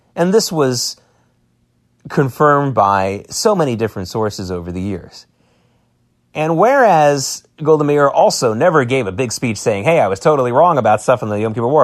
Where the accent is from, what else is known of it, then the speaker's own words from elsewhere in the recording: United States; as American Jews